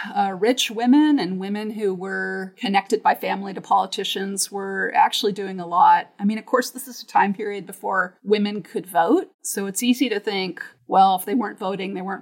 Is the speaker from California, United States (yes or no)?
yes; Southern California, United States; Born and raised in Southern California